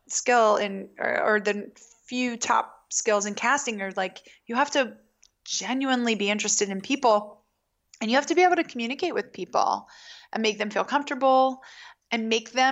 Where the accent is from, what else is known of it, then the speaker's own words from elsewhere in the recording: Baltimore, Maryland, United States; I grew up in Baltimore